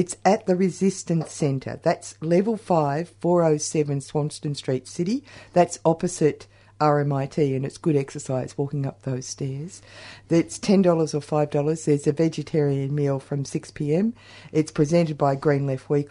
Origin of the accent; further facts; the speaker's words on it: Australia; we're Australian